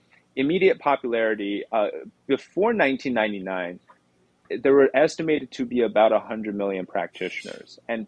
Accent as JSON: {"language": "English", "country": "Canada", "lives_now": "New York, United States", "said": "Yeah, so I'm Canadian actually, but I moved here, I got married here"}